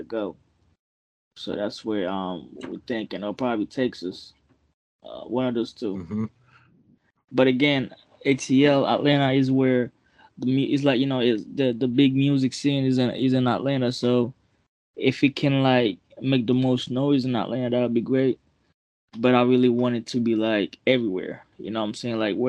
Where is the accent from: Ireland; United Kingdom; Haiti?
Haiti; Port-au-Prince, Ouest; accent: Haitian; now in Boston, United States; I'm from Port-au-Prince